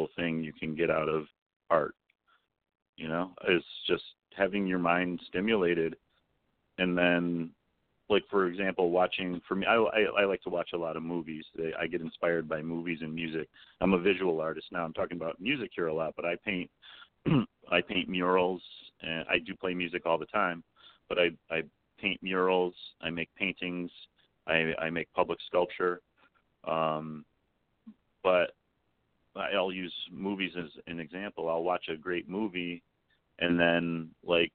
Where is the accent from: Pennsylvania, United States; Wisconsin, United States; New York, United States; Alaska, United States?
New York, United States; Albany; I'm from Lark Street